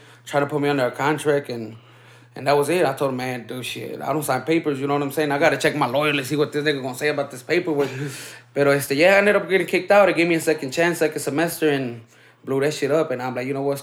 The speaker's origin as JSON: {"language": "English", "town": "Aurora", "region": "Illinois", "country": "United States", "tie": "born or raised there", "said": "growing up in Aurora"}